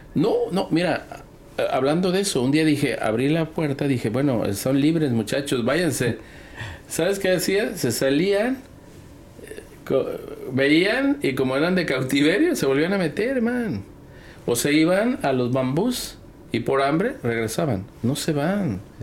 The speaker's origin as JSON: {"language": "Spanish", "town": "Guadalajara", "region": "Jalisco", "country": "Mexico", "tie": "born or raised there", "said": "yo nací en Guadalajara"}